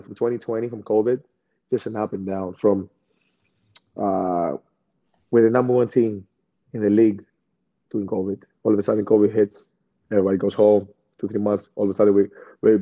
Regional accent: Greece; now in Milwaukee, United States; we came from Greece

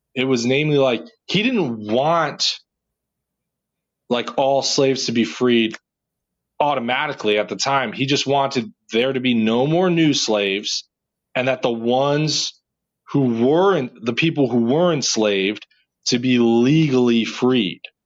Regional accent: New Jersey, United States; I'm just from Jersey

